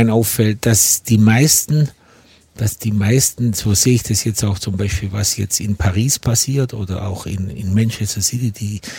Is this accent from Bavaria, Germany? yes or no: no; Ulm, Baden-Württemberg, Germany; ich komme Kicker, aus Ulm